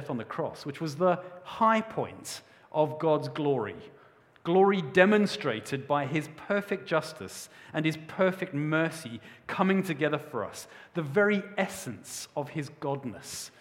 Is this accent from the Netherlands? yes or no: no; South Africa; moved away; When I was a young boy, I grew up in South Africa